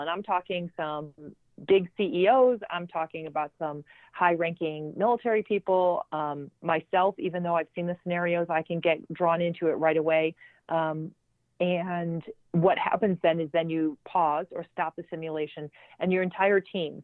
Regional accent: Chicago, Illinois, United States; I um, grew up in uh, the North Shore, Chicago, uh, so the suburbs

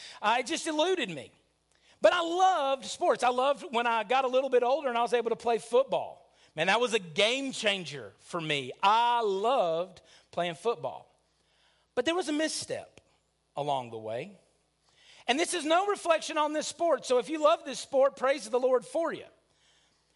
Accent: Lickskillet, Alabama, United States; when I grew up in Lickskillet, Alabama

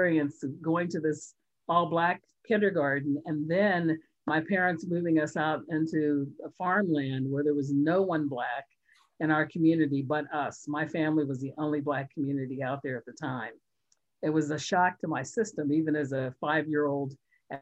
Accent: Hookstown, Pennsylvania, United States; accent: Pittsburghese; moved away; I grew up on a small farm outside of Pittsburgh in a small village called Hookstown.

